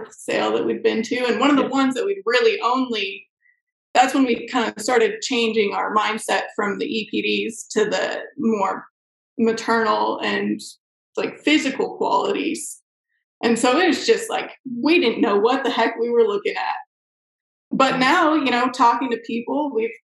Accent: California, United States; we're from California

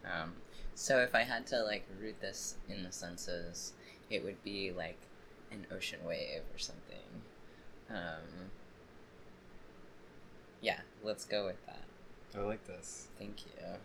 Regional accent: Jacmel, Sud-Est, Haiti; born there; also born or lived in Boston / Brooklyn / Long Island / Cuba; I was born in Jacmel, Haiti.

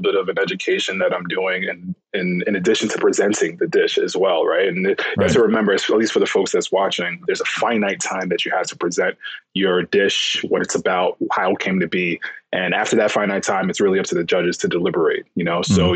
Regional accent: New York City, New York, United States; I am a chef born and raised in New York City

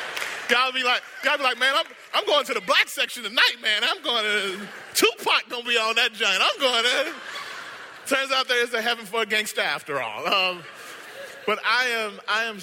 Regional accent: Mississippi, United States; moved away as an adult; now in Southern California, United States; I am from Mississippi

